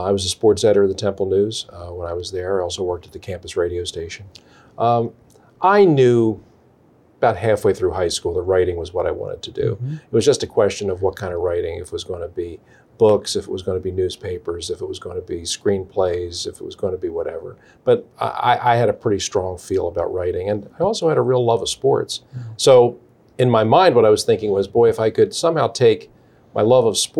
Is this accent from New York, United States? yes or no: no; Philadelphia, Pennsylvania, United States; growing up in Philadelphia, the newspaper we had delivered to our front door every day was the Philadelphia Bulletin.